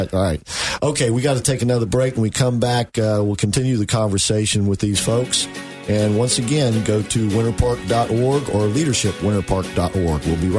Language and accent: English; Orlando, Florida, United States; I grew up here in Orlando.